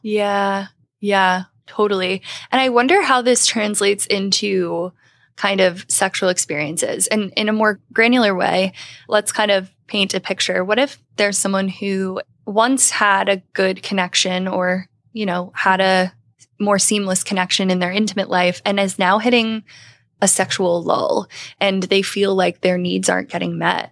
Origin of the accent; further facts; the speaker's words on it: Philadelphia, Pennsylvania, United States; I'm from the Philly area